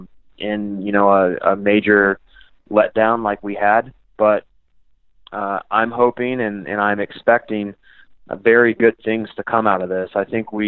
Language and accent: English; Kansas City, United States; playing here in Kansas City, and I have a lot of pride for my hometown.